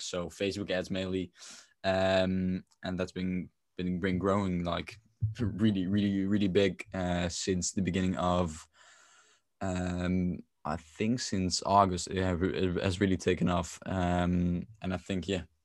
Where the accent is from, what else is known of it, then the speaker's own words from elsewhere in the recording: Netherlands; I'm from the Netherlands